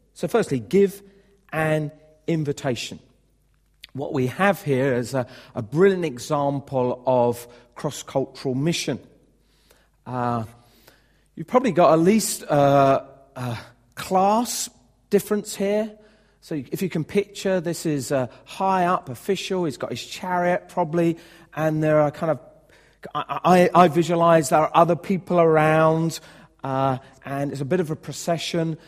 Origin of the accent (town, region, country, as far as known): United Kingdom